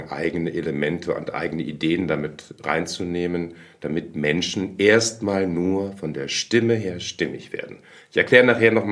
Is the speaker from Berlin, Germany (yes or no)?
yes; Berlin, Germany; also born or lived in Lemgo; Ich bin in Lemgo in Westfalen geboren, aber schon relativ jung nach Berlin gekommen. Das heißt, ich bin eigentlich komplett berlinisch ähm, ja, aufgewachsen. Allerdings nicht so, wie man Ickedette Kicke Berliner sich vorstellt, sondern am Stadtrand.